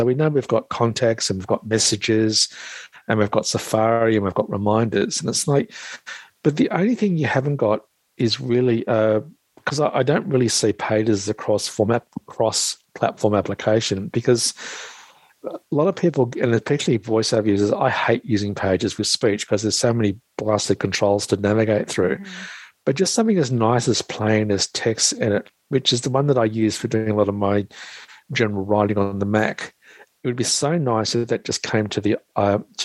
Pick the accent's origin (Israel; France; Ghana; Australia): Australia; I'm the Aussie blow-in from Australia